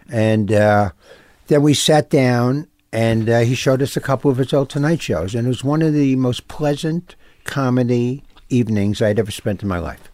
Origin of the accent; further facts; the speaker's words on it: New York City, New York, United States; I grew up, um, I grew up in New York